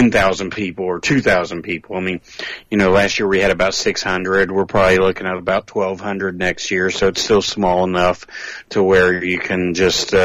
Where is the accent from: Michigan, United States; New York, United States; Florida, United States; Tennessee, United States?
Tennessee, United States; near Knoxville; ours is actually not in Knoxville, even though it's at the airport. It's actually in my hometown